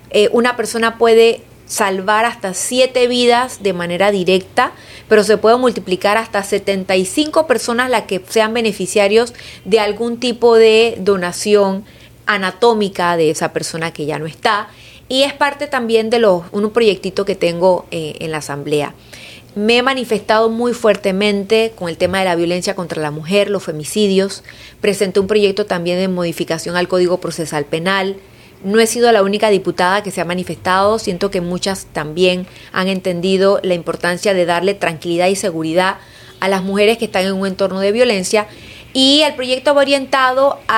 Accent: Panama; no tenemos esa conciencia como panameños, como país.

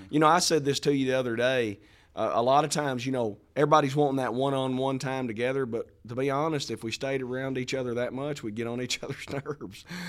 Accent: Arkansas, United States; I'm from Arkansas

